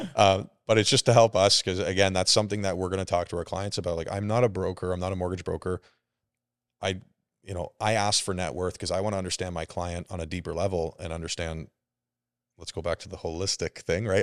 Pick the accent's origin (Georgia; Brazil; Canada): Canada; Burlington, Ontario; I'm still Canadian. I grew up, I'm born and raised in Burlington